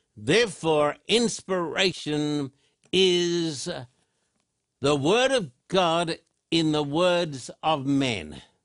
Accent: Australia; moved away; I was brought up in Australia

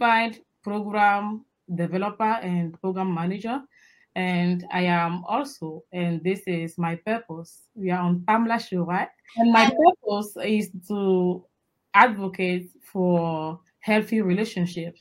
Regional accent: Togo; I am from Togo in West Africa

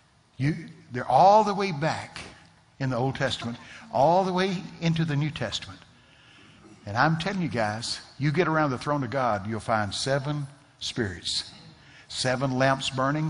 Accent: Texas, United States; I'm from Texas

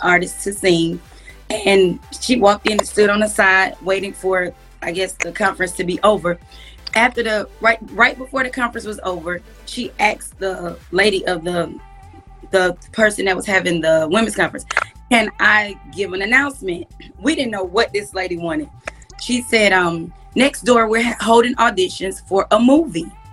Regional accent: Atlanta, Georgia, United States; I grew up in Atlanta, Georgia

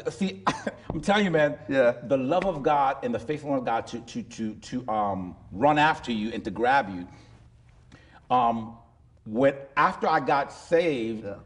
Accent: Miami, Florida, United States; that's my hometown

